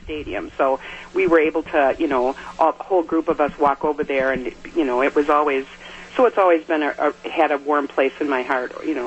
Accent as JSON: {"language": "English", "town": "West Milwaukee", "region": "Wisconsin", "country": "United States", "moved": "as an adult", "lives_now": "Oshkosh, United States", "said": "I'm from West Dallas, West Milwaukee"}